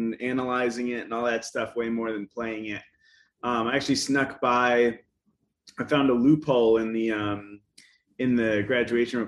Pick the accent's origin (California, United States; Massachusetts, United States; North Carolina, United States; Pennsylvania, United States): North Carolina, United States; Asheville; moved away as an adult; also born or lived in College Station, Texas; now in Austin, United States; I grew up in Asheville, North Carolina